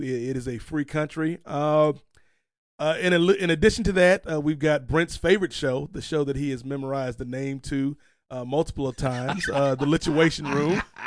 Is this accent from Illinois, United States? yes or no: no; Virginia, United States; growing up in Virginia